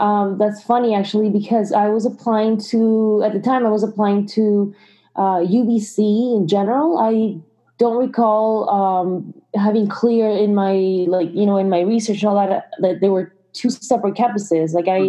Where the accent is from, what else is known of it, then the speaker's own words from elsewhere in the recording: Ecuador; moved away as an adult; also born or lived in Colombia; now in Kelowna, Canada; I am originally from Colombia. And that's where I was born, but I grew up in Ecuador. That's where I grew up, and then that's where my parents are right now.